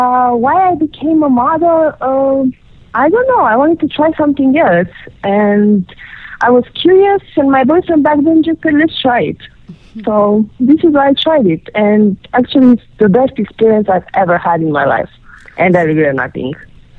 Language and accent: English; Romania; From Romania.